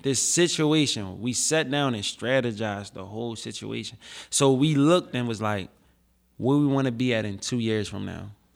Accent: Philadelphia, Pennsylvania, United States; Philly is my hometown, they made me, and this is where I come from

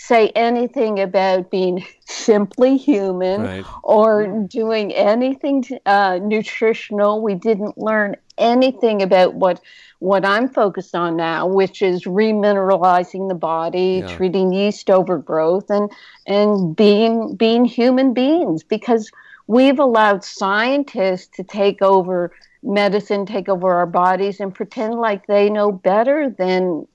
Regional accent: Canada; now in United States; I'm from Canada

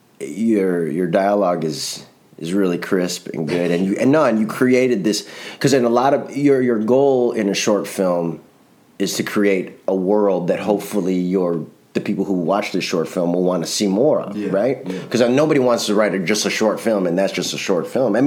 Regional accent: Chicago, Illinois, United States; moved away as an adult; I grew up in a Puerto Rican neighborhood in Chicago

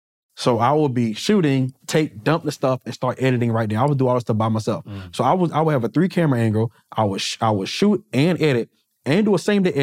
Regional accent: Wilson, United States; I'm from Wilson.

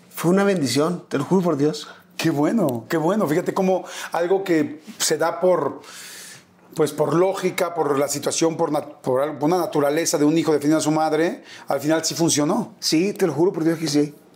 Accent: Culiacán, Sinaloa, Mexico; born or raised there; also born or lived in Ciudad Obregón, Sonora / Tijuana

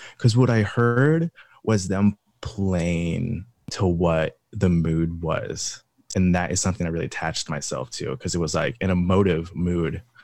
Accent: Pullman, Washington, United States; I grew up in Pullman, Washington, Eastern Washington

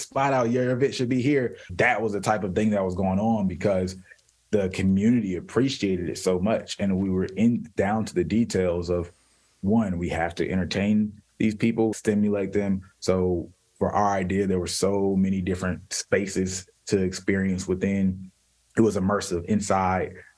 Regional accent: United States; we're all American

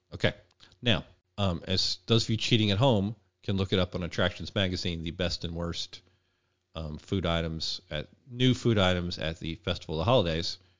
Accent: Arkansas, United States; moved away; also born or lived in Midwest; I am from Arkansas originally

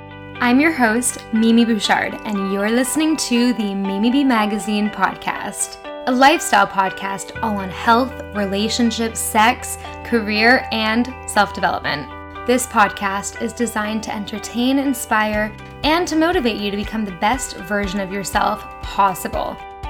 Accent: Canada; Oh, I'm Canadian.

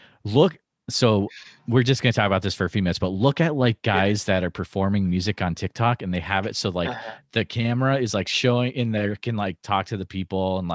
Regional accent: Northfield, Massachusetts, United States; moved away; I grew up in Northfield out in Western Mass

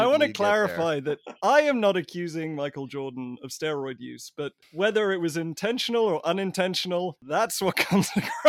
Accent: England, United Kingdom; there weren't any basketball games on TV in England when I was growing up.

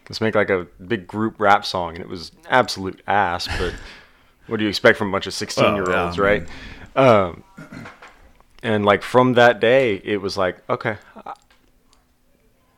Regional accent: Houston, Texas, United States; also born or lived in Oklahoma; now in Oklahoma City, United States; I was born in Houston

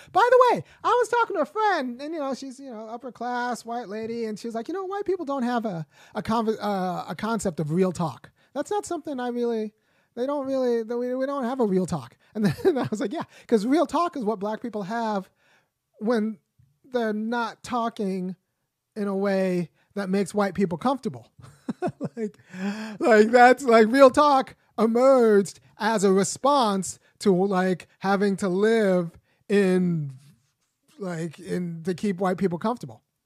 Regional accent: Los Angeles, California, United States

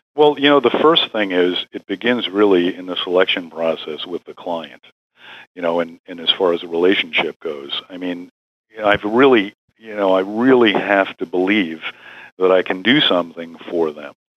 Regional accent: New York, United States; I was originally from New York

